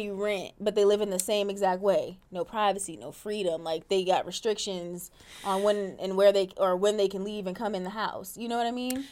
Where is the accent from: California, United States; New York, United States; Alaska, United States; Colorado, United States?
Alaska, United States; I grew up in Alaska